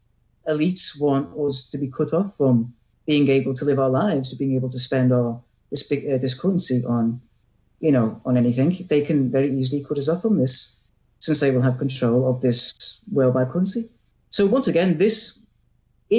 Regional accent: England, United Kingdom; I'm an Englishman.

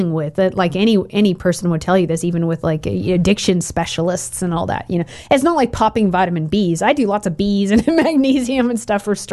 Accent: Oregon, United States; I grew up in Oregon.

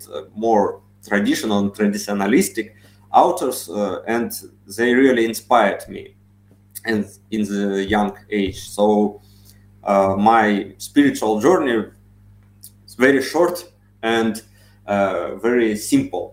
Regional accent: Siberia, Russia; I'm from Siberia.

